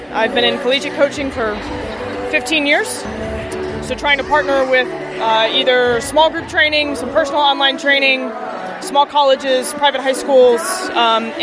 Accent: Baltimore, Maryland, United States; Baltimore, Maryland.

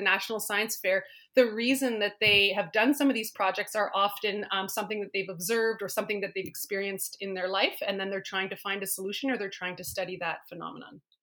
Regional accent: Ottawa, Ontario, Canada; also born or lived in Yukon; now in Whitehorse, Canada; I was involved growing up in Ottawa

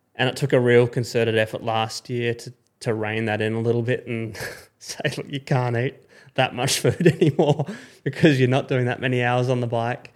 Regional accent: Perth, Western Australia, Australia; as an Aussie growing up

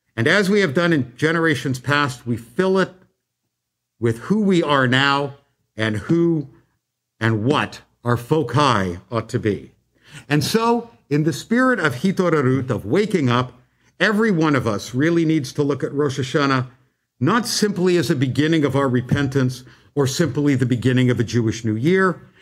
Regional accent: Canada; When I was growing up in Canada

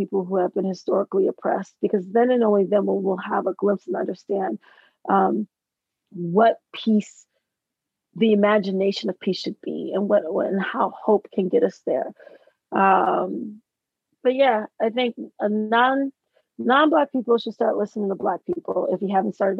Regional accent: United States; I learned that I was Black American because I traveled internationally as a teenager. I knew the power of my passport since the age of 14

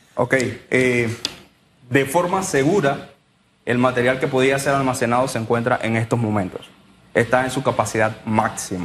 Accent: Penonomé, Coclé, Panama; yo soy de Penonomé, del área de los jugueros

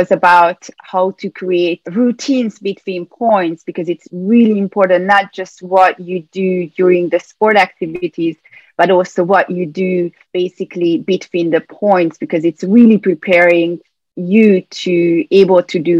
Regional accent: Budapest, Hungary; moved away as an adult; also born or lived in California, United States; now in New York, United States; I grew up in Hungary, in Budapest, and I moved to the U.S. in 2006

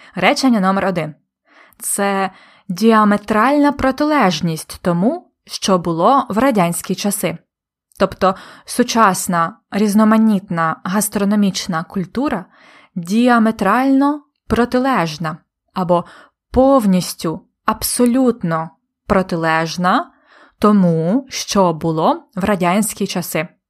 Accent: Polonne, Khmelnytskyi Oblast, Ukraine; moved away as an adult; у моєму рідному місті, в Полонному

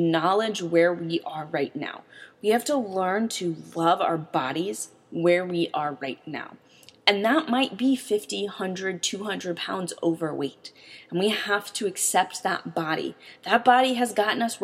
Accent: St. Louis, Missouri, United States; I'm from St. Louis

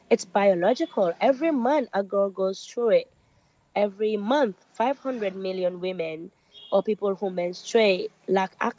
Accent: Sierra Leone; also born or lived in Norway; I'm born and raised in Sierra Leone

